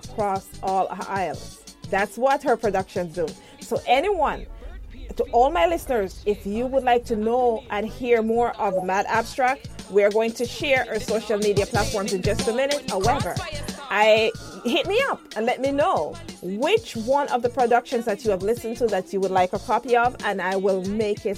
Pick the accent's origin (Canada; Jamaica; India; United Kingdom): Jamaica; As a Jamaican